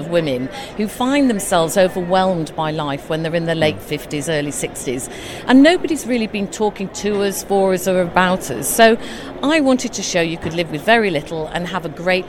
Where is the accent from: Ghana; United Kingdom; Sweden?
United Kingdom; Yorkshire and the Humber; moved away; I'm originally from Yorkshire